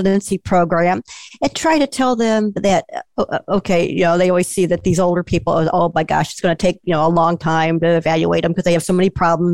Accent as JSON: {"language": "English", "town": "Chicago", "region": "Illinois", "country": "United States", "moved": "yes", "lives_now": "Southern Illinois, United States", "said": "I'm originally from the Chicago suburbs and most of my family is there"}